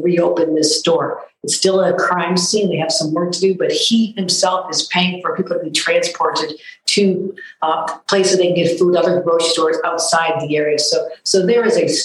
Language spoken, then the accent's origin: English; Buffalo, New York, United States; This is my hometown